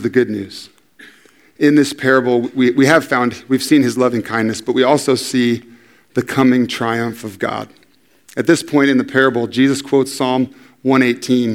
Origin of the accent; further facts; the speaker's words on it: San Diego, California, United States; I'm from San Diego